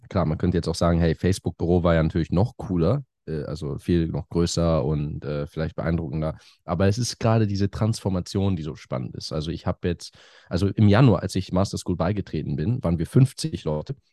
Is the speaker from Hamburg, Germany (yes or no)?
yes; Hamburg, Germany; moved away as an adult; also born or lived in Cambridge / France; now in London, United Kingdom; Ich komme aus Hamburg ursprünglich, lebe aber schon länger in London.